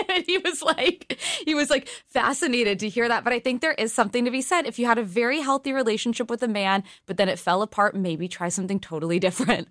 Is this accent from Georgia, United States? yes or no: no; California, United States; I'm from California